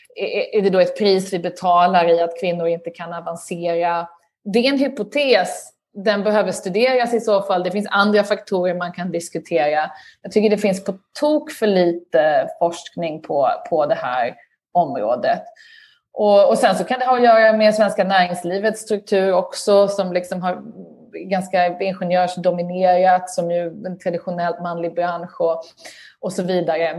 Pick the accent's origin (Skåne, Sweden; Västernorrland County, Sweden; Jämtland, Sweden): Skåne, Sweden; Lund; moved away as an adult; also born or lived in Uppsala / Stockholm; now in United Kingdom; Jag är uppvuxen i Lund pluggade i Uppsala och bodde sen i Stockholm i ett antal år innan jag flyttade till eh, Storbritannien